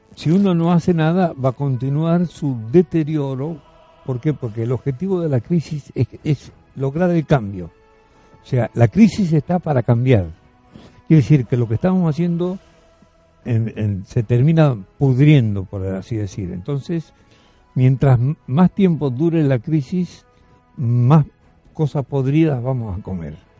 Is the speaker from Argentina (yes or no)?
yes; Argentina; como argentino.